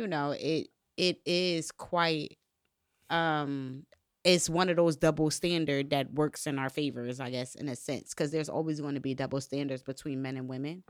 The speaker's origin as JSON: {"language": "English", "town": "Bridgeport", "region": "Connecticut", "country": "United States", "tie": "born or raised there", "said": "I grew up in Connecticut, Bridgeport, Connecticut"}